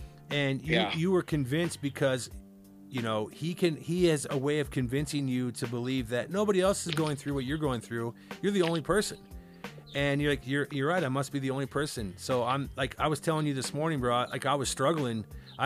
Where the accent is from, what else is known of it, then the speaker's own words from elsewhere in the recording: Cedar Rapids, Iowa, United States; moved away; growing up in Iowa